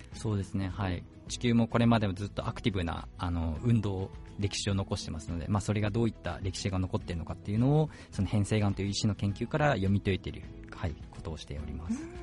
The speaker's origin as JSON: {"language": "Japanese", "region": "Fukuoka", "country": "Japan", "tie": "born or raised there", "also_born_or_lived": "Kumamoto / Tochigi / Sapporo, Hokkaido", "moved": "as an adult", "lives_now": "Hokkaido, Japan", "said": "私はもともと福岡あの九州"}